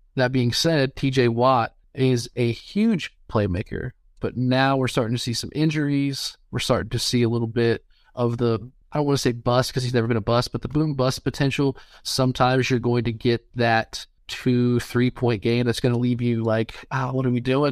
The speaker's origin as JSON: {"language": "English", "town": "Cincinnati", "region": "Ohio", "country": "United States", "said": "I'm a Bengals fan. I'm from Cincinnati"}